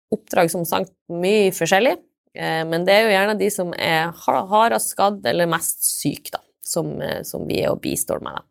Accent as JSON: {"language": "Norwegian", "town": "Steigen", "region": "Nordland", "country": "Norway", "also_born_or_lived": "Trondheim / Bodø / Cambodia", "said": "Jeg kommer fra Steigen, Engeløya i Nordland"}